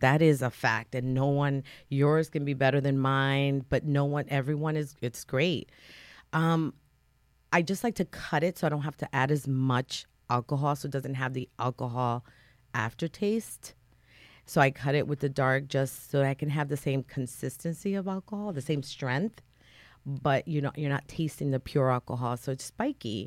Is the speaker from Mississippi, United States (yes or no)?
no; New Haven, Connecticut, United States; now in North Branford, United States; I grew up in Fairhaven and, you know, Fairhaven is predominantly Latino